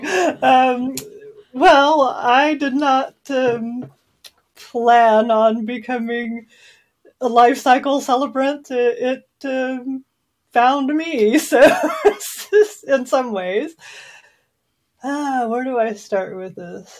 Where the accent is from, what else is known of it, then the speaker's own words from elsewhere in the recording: Southwest Missouri, United States; also born or lived in Oklahoma; And I was born in Oklahoma, and I was raised mostly in Southwest Missouri.